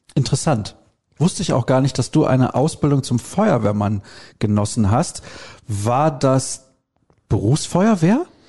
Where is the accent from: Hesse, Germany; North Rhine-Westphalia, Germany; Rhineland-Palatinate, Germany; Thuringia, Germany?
North Rhine-Westphalia, Germany; Solingen; Einfach Blödsinn kallen oder dösig kallen, wie man bei uns in Solingen sagt